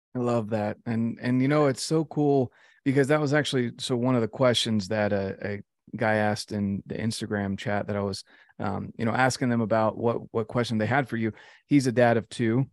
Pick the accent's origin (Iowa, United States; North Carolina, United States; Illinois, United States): North Carolina, United States; I'm from North Carolina.